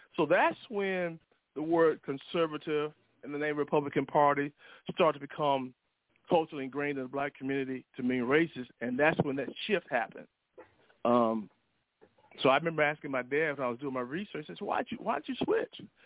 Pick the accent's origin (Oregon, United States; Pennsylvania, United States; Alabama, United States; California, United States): Alabama, United States; I grew up in Alabama